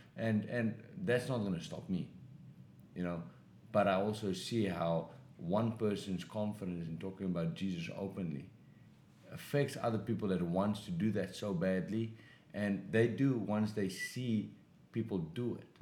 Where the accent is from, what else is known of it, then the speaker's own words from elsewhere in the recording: South Africa; moved away as an adult; now in Los Angeles, United States; I grew up in South Africa.